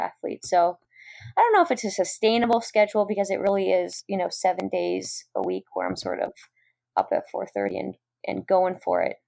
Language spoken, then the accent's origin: English; New England, United States; I grew up in New England and we have some pretty cold winters.